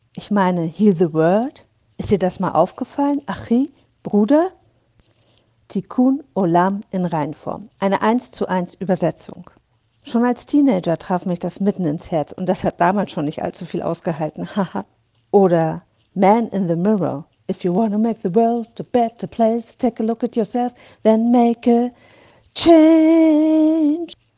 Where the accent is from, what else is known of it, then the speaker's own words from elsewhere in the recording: Hamburg, Germany; now in Berlin, Germany; in meiner Geburtsstadt Hamburg, in Berlin, wo ich wohne